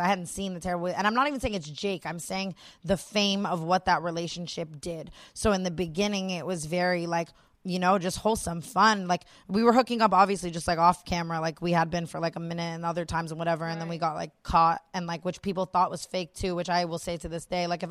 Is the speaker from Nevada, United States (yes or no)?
yes; Las Vegas, Nevada, United States; I was born and raised in Las Vegas, which is a very sexualized city.